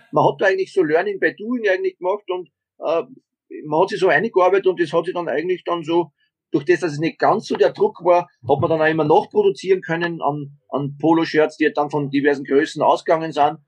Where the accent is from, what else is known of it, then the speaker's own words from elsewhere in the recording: Austria; now in Garching, Germany; bei uns in Österreich